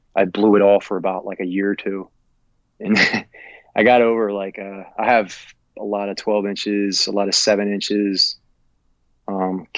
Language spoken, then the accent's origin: English; Newark, Delaware, United States; born and raised in Newark, Delaware, which is like northwest Delaware